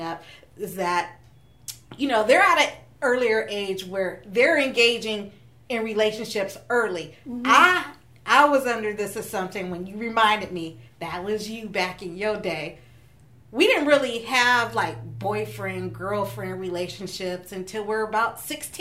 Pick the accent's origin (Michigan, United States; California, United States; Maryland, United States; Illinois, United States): California, United States; Stockton; I grew up in Stockton